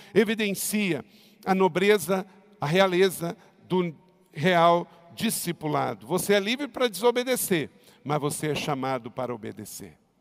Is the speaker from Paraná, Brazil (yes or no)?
no; Macaé, Rio de Janeiro, Brazil; Eu nasci em Macaé, que é interior do estado do Rio. Só que eu nasci no interior do estado do Rio, do interior de Macaé